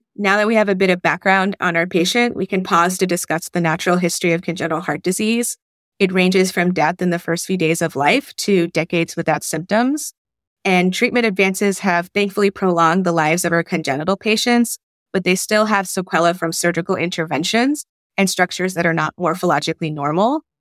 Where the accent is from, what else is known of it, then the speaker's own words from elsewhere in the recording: Raleigh, North Carolina, United States; also born or lived in Bangladesh; I'm from Raleigh by way of Bangladesh